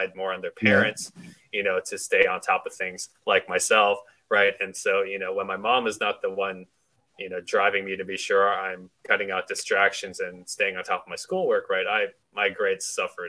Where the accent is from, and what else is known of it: Knoxville, Tennessee, United States; born or raised there; moved away as an adult; also born or lived in Wisconsin; now in Houston, United States